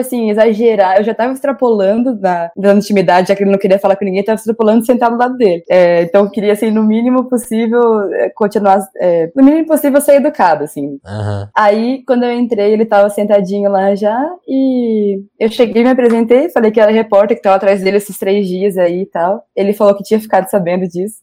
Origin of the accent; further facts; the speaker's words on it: Marília, São Paulo, Brazil; moved away as an adult; also born or lived in Curitiba, Brazil; now in Brasília, Brazil; eu sou de Marília, no interior de São Paulo